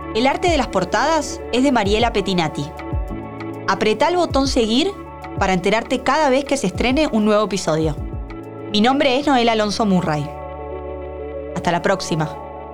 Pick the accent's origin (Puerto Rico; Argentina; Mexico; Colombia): Argentina